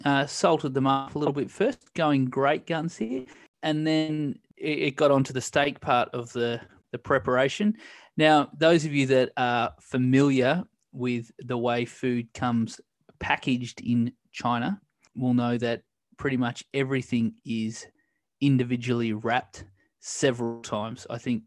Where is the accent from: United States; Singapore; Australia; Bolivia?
Australia; being Australian, we do, you know, we're quite fond of steak as well.